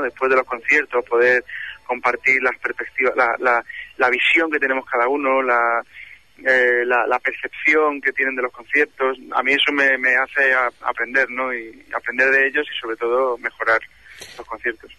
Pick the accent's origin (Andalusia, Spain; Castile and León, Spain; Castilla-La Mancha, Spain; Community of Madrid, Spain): Andalusia, Spain; Málaga; moved away; mi tierra, a Málaga